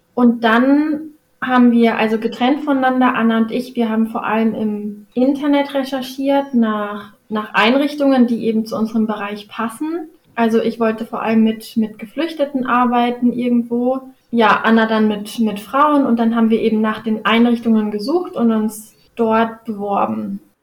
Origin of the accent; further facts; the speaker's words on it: Karlsruhe, Baden-Württemberg, Germany; moved away as an adult; also born or lived in Freiburg; now in Hamburg, Germany; Also ich komme aus Karlsruhe, eigentlich mitten, mitten aus der Stadt